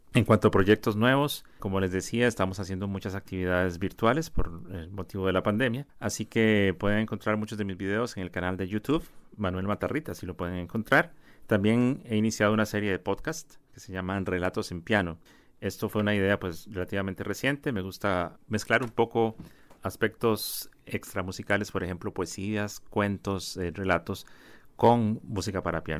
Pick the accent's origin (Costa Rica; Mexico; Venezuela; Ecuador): Costa Rica; como costarricenses